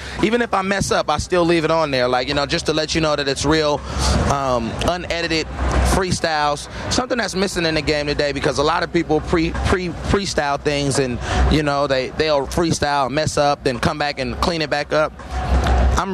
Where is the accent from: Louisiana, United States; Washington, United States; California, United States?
California, United States; Oakland; I'm an Oakland native in all parts of Oakland.